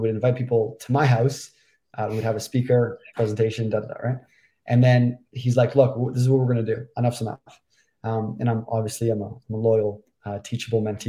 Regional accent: Toronto, Ontario, Canada; moved away as an adult; also born or lived in Vancouver; I'm from Toronto, Canada.

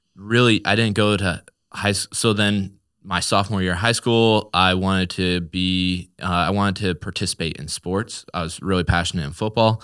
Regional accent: Newark, Nebraska, United States; born and raised in Newark, Nebraska, and that's just kinda been where I've called home for my whole life

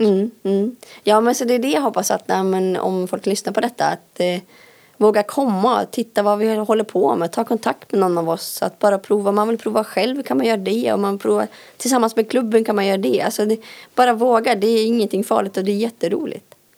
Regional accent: Älandsbro, Västernorrland County, Sweden; moved away; jag kommer från Älandsbro. Eh, där har jag bott och växt upp.

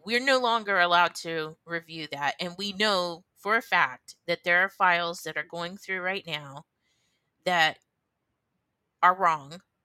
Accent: United States

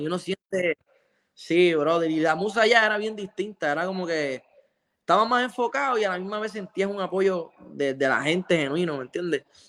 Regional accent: Lares, Puerto Rico; tocaba un festival en Lare, en mi pueblo

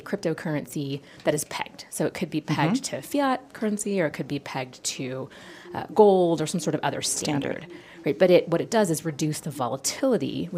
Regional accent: United States

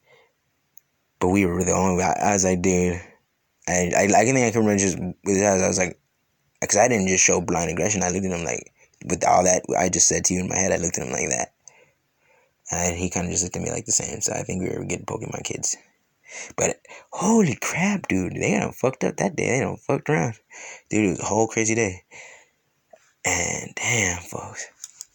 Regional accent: California, United States; moved away; also born or lived in Louisiana / Ohio; when I was a little kid, I grew up with in California

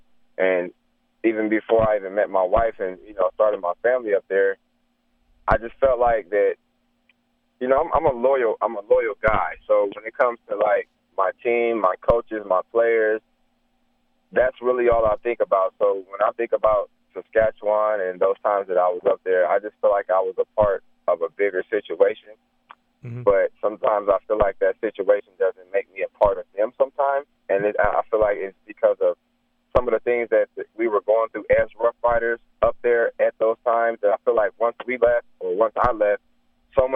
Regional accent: United States; me being an American ball player, an American person

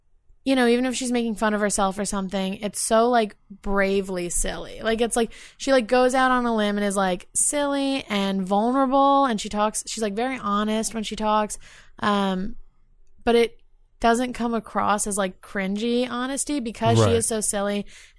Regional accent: Albany, New York, United States; I am from Albany, but I'm not into that stuff.

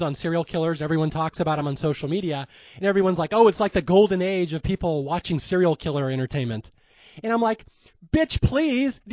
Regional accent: Lake Sammamish, Washington, United States; I grew up on Lake Sammamish

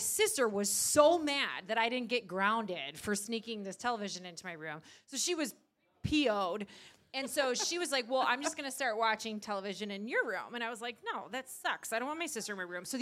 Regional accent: Chicago, Illinois, United States; now in Minnesota, United States; I grew up in Chicago

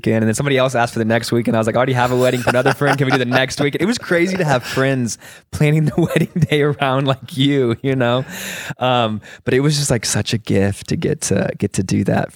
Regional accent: Nassau Bay, Texas, United States; born or raised there; also born or lived in Aransas Pass, Texas

